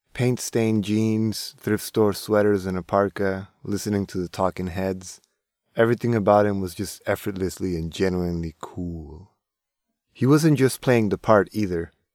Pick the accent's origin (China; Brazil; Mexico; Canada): Mexico; Tijuana, Baja California; I'm from Tijuana